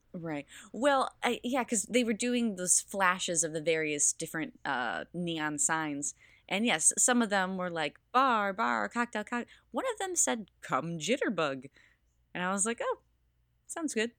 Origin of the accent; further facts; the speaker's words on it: Midwest, United States; I grew up in the Midwest